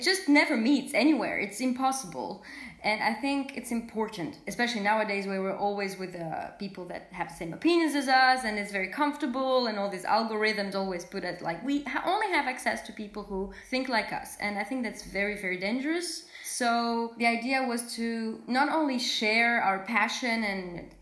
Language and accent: English; south of France, France; also born or lived in Moscow, Russia; I was born in Moscow in a family of musicians. My mom is a pianist and my father is a violinist, and he was my first teacher. And so then we moved to France, to the south of France